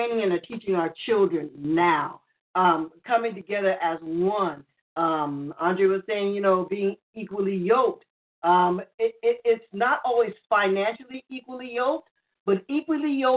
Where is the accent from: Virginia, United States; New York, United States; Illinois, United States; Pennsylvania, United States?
New York, United States; I grew up in New York. I was born and raised in New York